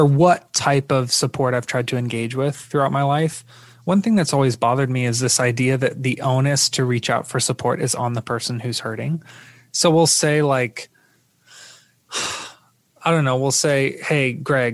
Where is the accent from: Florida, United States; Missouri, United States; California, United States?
Florida, United States; I'm from Florida